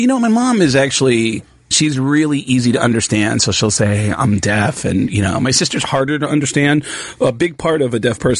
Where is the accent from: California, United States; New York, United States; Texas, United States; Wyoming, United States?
New York, United States; Mount Vernon; I grew up in a deaf family and I grew up in Mount Vernon outside the Bronx.